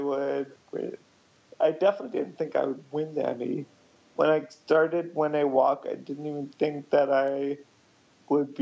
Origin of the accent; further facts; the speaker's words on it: United States; I'm from India, but I was born in the U.S.